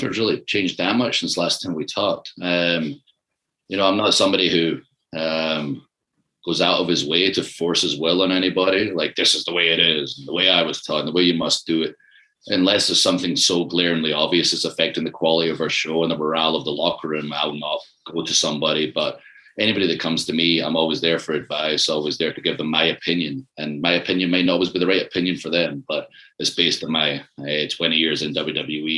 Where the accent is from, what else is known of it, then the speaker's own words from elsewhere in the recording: Ayr, Scotland, United Kingdom; moved away; also born or lived in Glasgow; I'm from Ayr